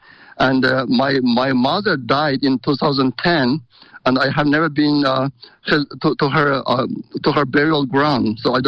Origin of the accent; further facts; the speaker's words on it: Aksu, Xinjiang, China; moved away as an adult; also born or lived in Japan; now in United States; I was born in Aksu city of East Turkestan, and I went to elementary, middle, high school, and even college, all in East Turkestan, in Uyghur language education system.